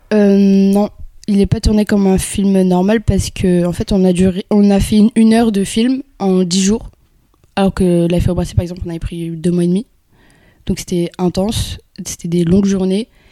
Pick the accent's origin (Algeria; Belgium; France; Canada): Algeria; Kabylie; moved away; Je suis née en Algérie et euh, dans un petit village, donc euh, nous on, parle vraiment plus kabyle